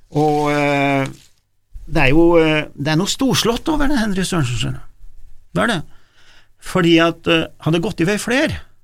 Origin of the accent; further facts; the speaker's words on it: Gudbrandsdalen, Innlandet, Norway; Jeg kommer fra Gudbrandsdalen